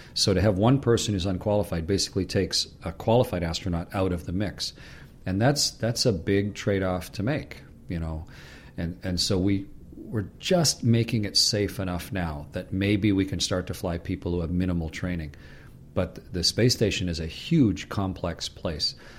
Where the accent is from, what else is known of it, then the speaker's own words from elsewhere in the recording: Canada; I'm a Canadian